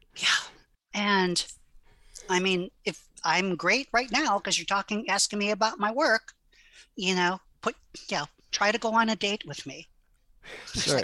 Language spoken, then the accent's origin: English; Hawaii, United States; first language Hawaiian Pidgin; English is a second language